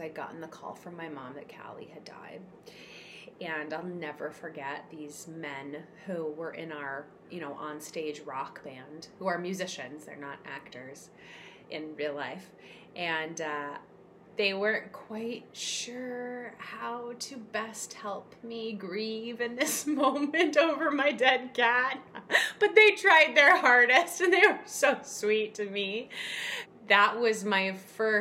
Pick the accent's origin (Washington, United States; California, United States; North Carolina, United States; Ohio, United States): Washington, United States; Seattle; moved away as an adult; also born or lived in Chicago; I moved away from home when I was 18. I moved from the Seattle area to Chicago, where I went to school.